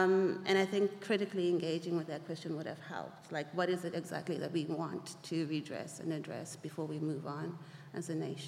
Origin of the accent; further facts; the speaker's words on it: Zimbabwe; I'm from Zimbabwe